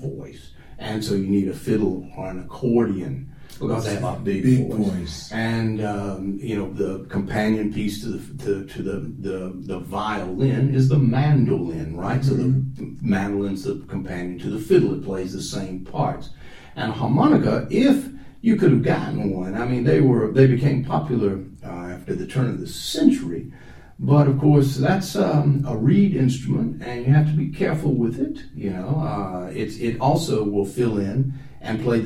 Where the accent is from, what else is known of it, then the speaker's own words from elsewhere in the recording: Southwest, United States; moved away as an adult; now in Japan; I grew up kind of in Southwest